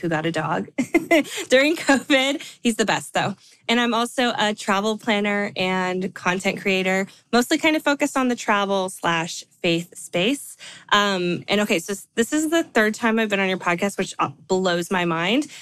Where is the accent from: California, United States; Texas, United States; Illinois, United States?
California, United States; now in Nashville, United States; I live in Nashville, like Stephanie. Um, although I'm from California, I always like to say that because I love my home state. I'll probably never move back